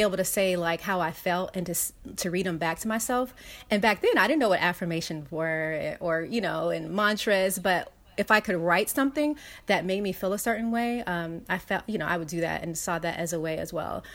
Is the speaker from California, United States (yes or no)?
yes; Los Angeles, California, United States; I grew up in South Central Los Angeles